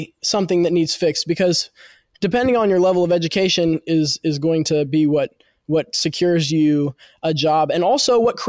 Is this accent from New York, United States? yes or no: no; West Virginia, United States; There is no job that I can get as a freshman in college in my home state, which I do love.